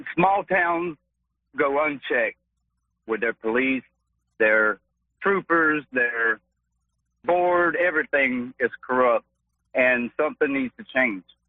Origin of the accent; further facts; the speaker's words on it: Tampa, Florida, United States; moved away as an adult; now in Georgia, United States; I'm from Tampa. I moved to a little small town about five years ago